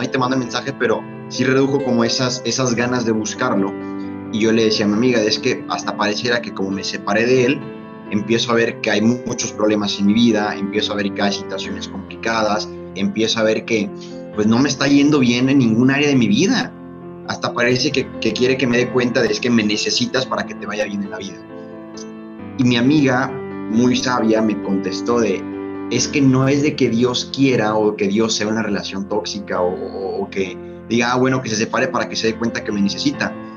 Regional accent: Mexico; desde acá de México. Creo que en primera instancia se pueden percatar, ¿no? Que no soy de, por allá, por el acento

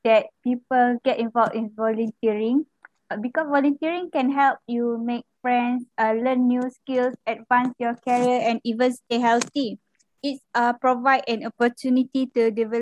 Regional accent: Malaysia; I am from Malaysia

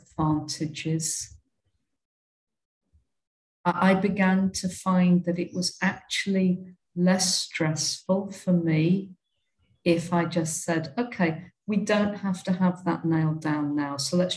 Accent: United Kingdom; moved away as an adult; now in India; Coming out of growing up in Britain, I don't know what it's like I haven't lived in Australia or New Zealand

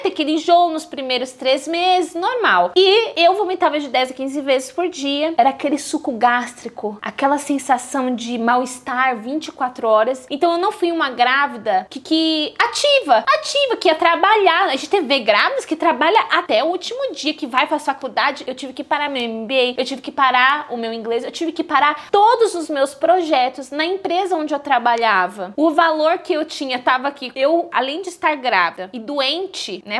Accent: São Paulo, Brazil; sou paulista, mas a minha família é nordestina, todo mundo lá de Alagoas

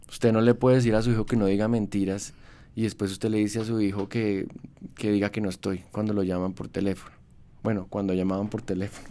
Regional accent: Bogotá, Bogotá Capital District, Colombia; Yo soy primera generación bogotano, fui orgulloso de mi ciudad mucho tiempo

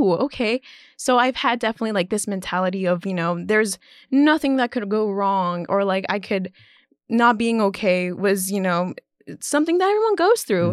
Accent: Orlando, Florida, United States; moved away; I was born and raised in Orlando, Florida.

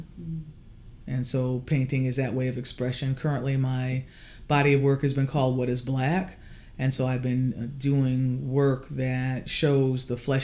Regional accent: Norfolk, Connecticut, United States; also born or lived in New Britain, Connecticut; I was born in Norfolk, Connecticut in 1962

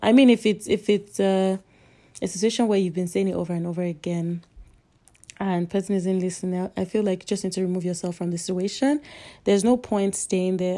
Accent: Nigeria; I'm Nigerian

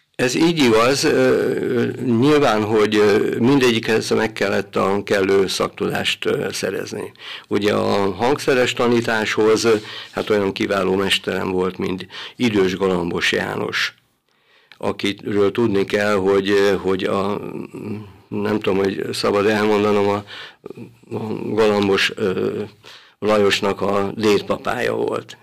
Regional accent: Hahót, Zala, Hungary; now in Szekszárd, Hungary; Itt születtem 1954-ben, és itt nőttem föl gyermekként

